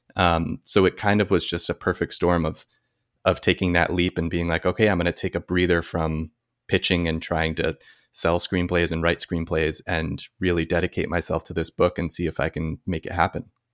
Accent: New Jersey, United States; moved away as an adult; also born or lived in New York; now in Los Angeles, United States; I grew up in New Jersey

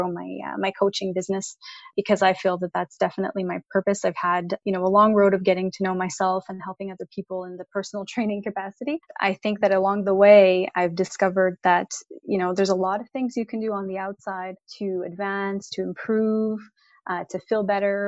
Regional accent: Montreal, Quebec, Canada; I'm born and raised in Montreal, Canada

